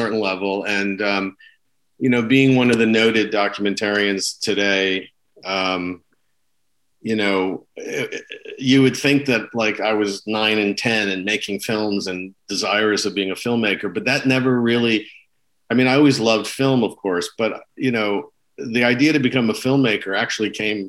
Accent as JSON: {"language": "English", "town": "Chappaqua", "region": "New York", "country": "United States", "tie": "born or raised there", "said": "I grew up in Chappaqua, New York"}